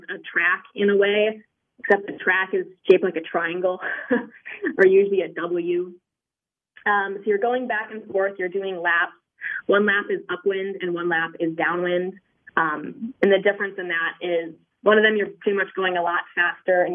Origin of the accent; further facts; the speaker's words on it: Minnesota, United States; moved away as an adult; I grew up in Minnesota